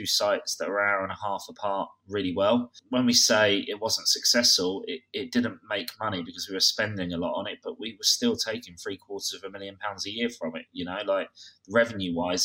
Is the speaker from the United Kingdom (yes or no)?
yes; Kent, South East England, United Kingdom; I'm from Kent